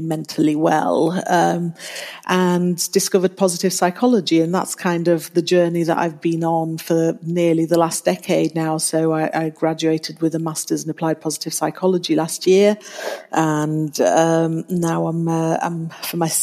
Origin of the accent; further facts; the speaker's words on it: Luxembourg; moved away as an adult; also born or lived in Italy / Bradford, Yorkshire, United Kingdom; now in Yorkshire, United Kingdom; I'm Italian and German, actually, but I grew up in Luxembourg. We moved there when I was 2 years old